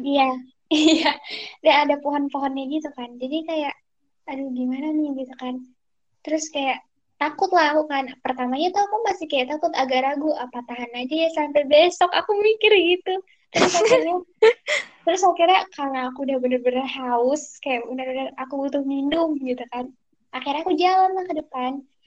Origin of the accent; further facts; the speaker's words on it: Jakarta, Indonesia; moved away as an adult; now in Jambi, Indonesia; aku dari Jakarta Timur